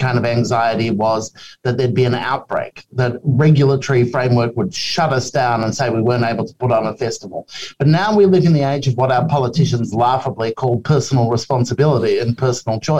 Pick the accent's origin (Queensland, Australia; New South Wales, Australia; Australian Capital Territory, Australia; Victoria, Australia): Victoria, Australia; Melbourne; now in Sydney, Australia; I'm from Melbourne originally